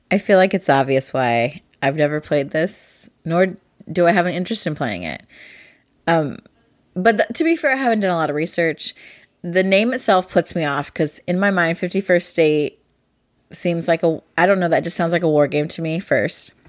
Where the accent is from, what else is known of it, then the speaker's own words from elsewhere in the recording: Ohio, United States; I'm from Ohio. Farming is big. I was in F F A, Future Farmers of America, when I was in high school